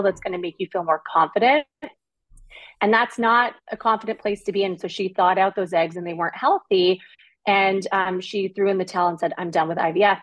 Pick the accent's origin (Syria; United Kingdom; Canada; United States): Canada; Toronto, Ontario; I grew up in the suburbs of Toronto, Ontario, Canada